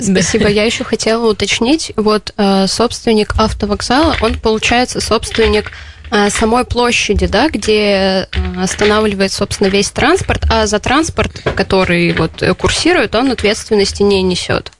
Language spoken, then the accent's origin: Russian; Votkinsk, Udmurtia, Russia; also born or lived in Izhevsk; я уроженка города Воткинска, и я, в принципе, живу на два города, это Воткинск и Ижевск